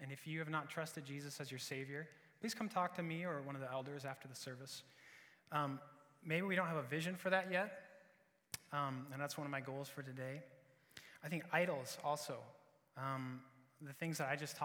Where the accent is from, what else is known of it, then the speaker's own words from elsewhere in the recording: Iowa, United States; I'm from Iowa